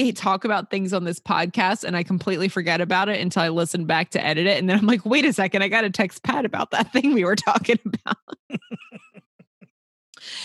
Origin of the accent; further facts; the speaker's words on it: United Kingdom; because I'm British.